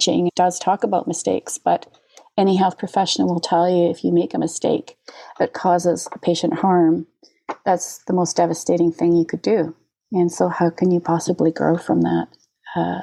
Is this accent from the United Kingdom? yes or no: yes; Scotland, United Kingdom; moved away; As a kid, I grew up in Scotland